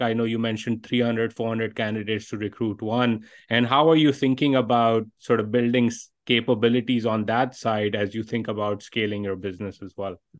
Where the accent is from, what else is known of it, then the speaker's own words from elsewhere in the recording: Pakistan; my own experiences growing up in Pakistan